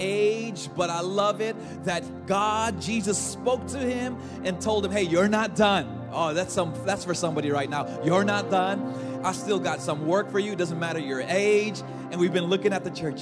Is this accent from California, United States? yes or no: yes; Los Angeles, California, United States; I was born and raised in Los Angeles.